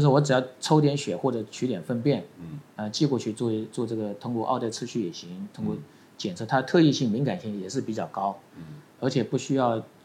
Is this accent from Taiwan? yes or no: no; Guangdong, China; 我们广东人叫做上府啦